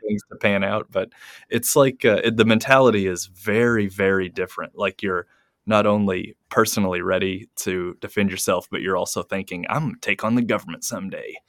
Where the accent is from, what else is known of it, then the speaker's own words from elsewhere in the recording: United States; now in Japan; being American